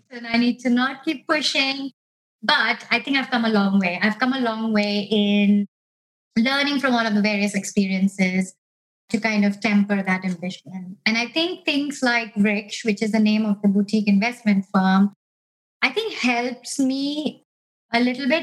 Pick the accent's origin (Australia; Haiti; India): India; moved away as an adult; also born or lived in United States / Canada; now in United Kingdom; I grew up in India